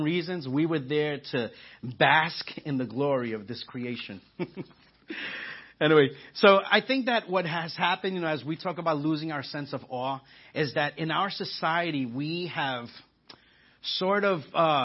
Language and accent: English; New York, United States; moved away; I'm from New York, so I say awe